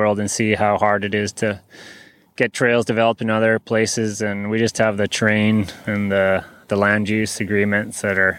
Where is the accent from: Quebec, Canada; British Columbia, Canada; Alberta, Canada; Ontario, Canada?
British Columbia, Canada; Comox Valley; I grew up in the Comox Valley